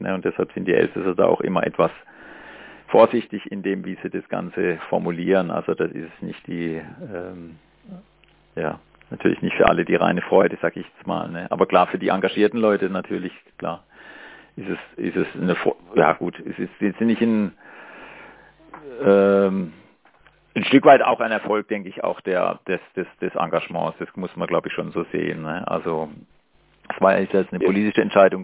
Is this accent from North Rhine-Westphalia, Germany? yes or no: no; Markgräflerland, Baden-Württemberg, Germany; now in Freiburg, Germany; ich komme ja aus Markgräfenland